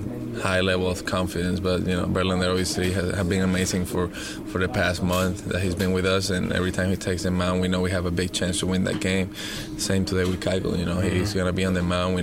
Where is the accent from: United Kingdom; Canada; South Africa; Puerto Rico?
Puerto Rico; moved away; Puerto Rico because of him, with supplies to my hometown